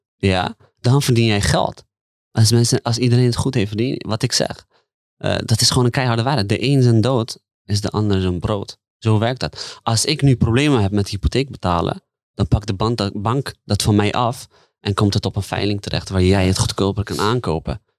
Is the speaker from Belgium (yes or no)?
no; The Hague, South Holland, Netherlands; ben opgegroeid in de Haagse markt